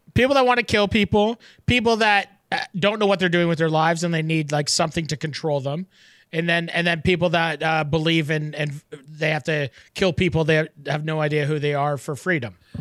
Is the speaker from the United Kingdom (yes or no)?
no; Canada; as a Canadian